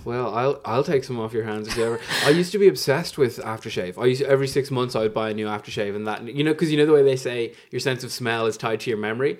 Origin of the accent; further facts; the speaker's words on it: Fairhouse, Leinster, Ireland; I'm from Fairhouse